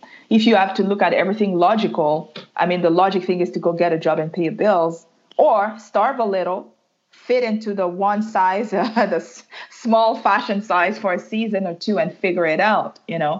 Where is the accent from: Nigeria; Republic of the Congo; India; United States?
Republic of the Congo; first language French; English is a second language; also born or lived in Ottawa, Canada; now in Montreal, Canada; originally I'm Congolese from Congo, Brazzaville, Central Africa. I was born and raised there.